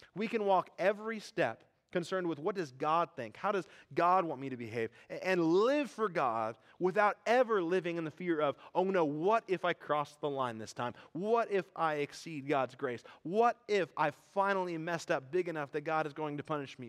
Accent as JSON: {"language": "English", "country": "United States", "tie": "born or raised there", "said": "I grew up in American evangelical churches"}